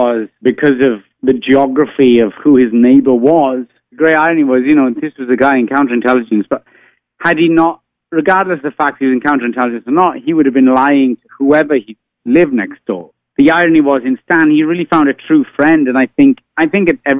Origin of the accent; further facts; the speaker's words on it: Wales, United Kingdom; now in United States; I am an immigrant living in the United States. So I kind of thought, like, what if I never saw my home country of Wales ever again?